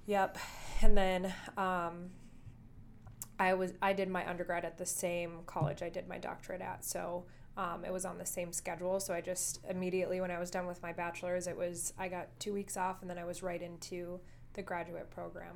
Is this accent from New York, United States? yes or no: no; Dickinson, North Dakota, United States; moved away as an adult; now in Rapid City, United States; my hometown of Dickinson, North Dakota